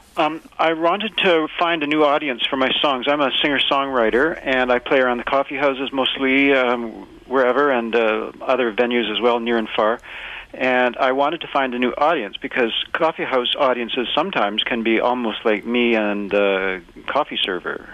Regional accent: Winnipeg, Manitoba, Canada; moved away; was born in Winnipeg

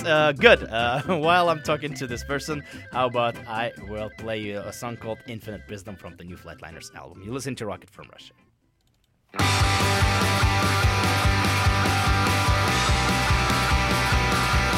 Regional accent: Novosibirsk, Novosibirsk Oblast, Russia; now in Vancouver, Canada; I was born in Russia, and Novosibirsk, where I'm from, is obviously my home as well, but Vancouver is home as well

